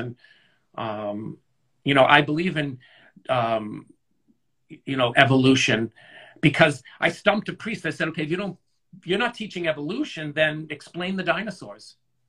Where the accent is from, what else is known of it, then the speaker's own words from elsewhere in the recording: Scotland, United Kingdom; I'm Scottish, so if I was to wear my Scottish skirt in high school, they'd be like, oh, he's wearing a skirt, and be made fun of, but that's my culture.